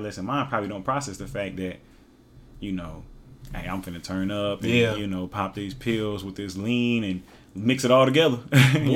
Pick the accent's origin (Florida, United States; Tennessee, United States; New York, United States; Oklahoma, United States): Oklahoma, United States; also born or lived in Hawaii / Lawton, Oklahoma; I'm from Oklahoma. We listen to a lot of Texas rap.